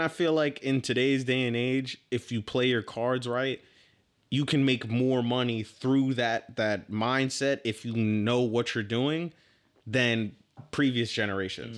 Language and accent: English; New York City, New York, United States; I was born in Manhattan and grew up on, I actually grew up in East Harlem, hundred and first Street